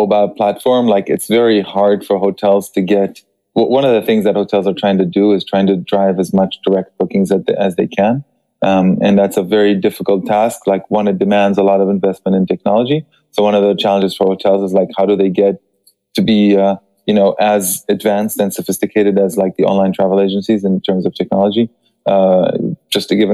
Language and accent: English; Israel; now in Paris, France; I am originally from Israel, but I am based in Paris.